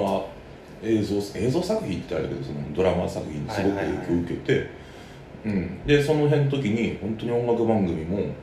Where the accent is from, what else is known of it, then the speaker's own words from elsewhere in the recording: Saitama, Japan; now in Tokyo, Japan; 僕はずっと埼玉県で育って